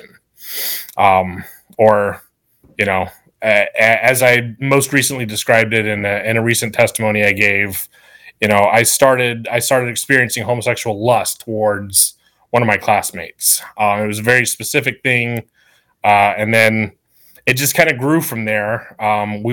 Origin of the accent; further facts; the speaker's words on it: Sumter, South Carolina, United States; also born or lived in New Mexico; I'm basically from Sumter at this point. I've lived here since I was 6 years old